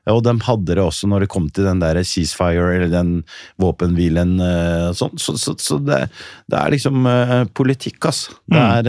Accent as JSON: {"language": "Norwegian", "town": "Nador", "region": "Oriental", "country": "Morocco", "tie": "born or raised there", "lives_now": "Norway", "said": "Jeg er fra Nador Melilla, som fortsatt er en spansk enklave. Spania eier fortsatt det området der, der hvor jeg er født."}